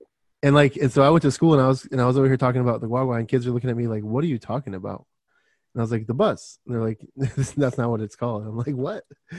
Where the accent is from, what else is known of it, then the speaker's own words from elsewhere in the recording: Michigan, United States; born there; also born or lived in Florida; I was born in Michigan. So we used to say pop. And then I went to Florida and everyone's like, you mean soda?